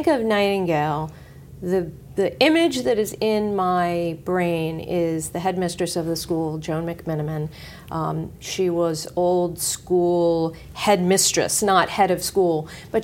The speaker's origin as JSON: {"language": "English", "town": "New York City", "region": "New York", "country": "United States", "tie": "born or raised there", "said": "I grew up, I was born in 1964, so when New York City was really in the dumps"}